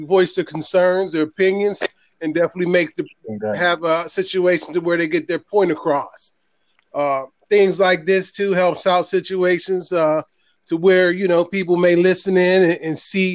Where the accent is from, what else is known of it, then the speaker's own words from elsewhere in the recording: Pittsburgh, Pennsylvania, United States; born and raised in the projects up there in PGH, Pittsburgh, PA